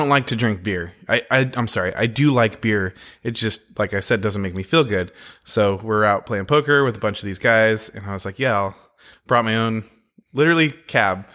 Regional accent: Oregon, United States; also born or lived in California / Texas; I'm from Oregon.

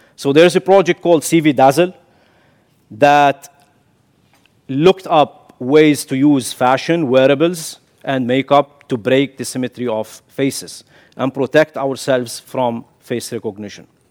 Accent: Kuwait; moved away as an adult; also born or lived in Syria / The Hague, Netherlands; now in Netherlands; I'm born in Kuwait, but my father is Syrian. I carry the Syrian nationality.

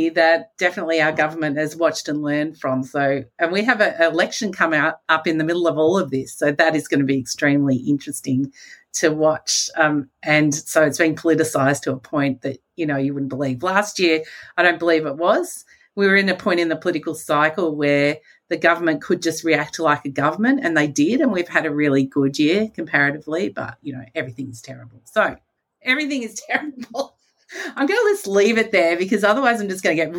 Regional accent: Australia; as an Australian

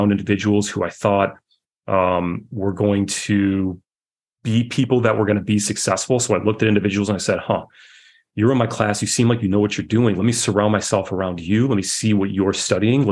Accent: just outside of Detroit, Michigan, United States; I grew up just outside of Detroit

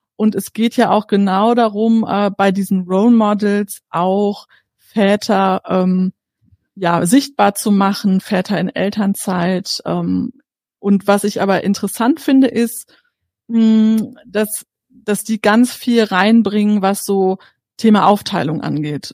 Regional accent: Bavaria, Germany; bei uns in Bayern

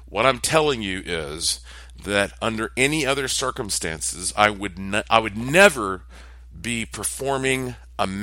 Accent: Asheville, North Carolina, United States; my hometown of Asheville, North Carolina

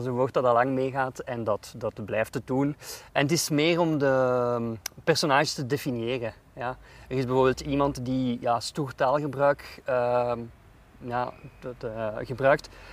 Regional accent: Jette, Brussels-Capital Region, Belgium; moved away as an adult; ik ben opgeroeid in Jette ehm, en in Brussel centrum.

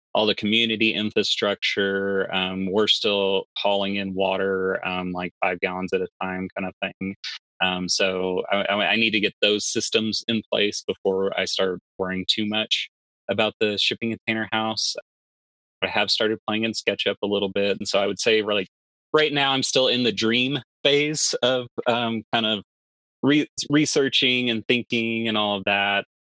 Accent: Texas, United States; I'm from Texas

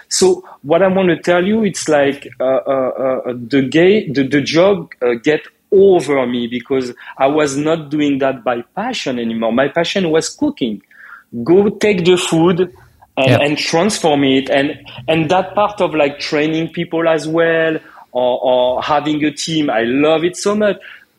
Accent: France; moved away as an adult; now in United States; when I come from France to America, I didn't know anyone.

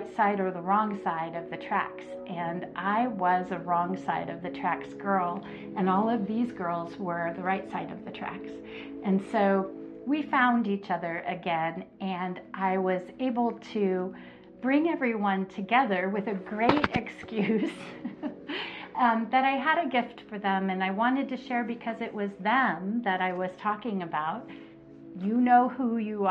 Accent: North Texas, United States; moved away; my hometown in North Texas, where my childhood friends and tribe there lives.

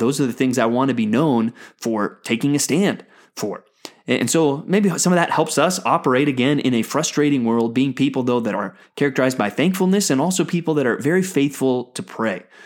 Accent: United States; as an American

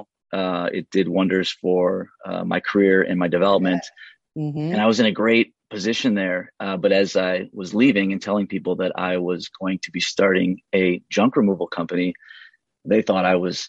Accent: St. Paul, Minnesota, United States; moved away as an adult; also born or lived in Chattanooga; I grew up in St. Paul, went to school in Minneapolis

